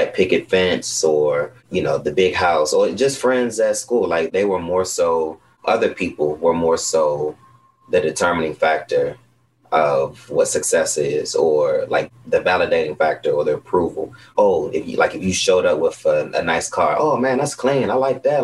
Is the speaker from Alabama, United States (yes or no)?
no; Upper Marlboro, Maryland, United States; also born or lived in North Carolina; I'm from Maryland, Upper Marlboro. I am 29. I've been here all my life, born and raised